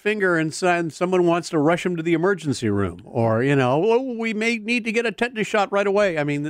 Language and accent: English; California, United States; I grew up in ancient times, as you know, here in California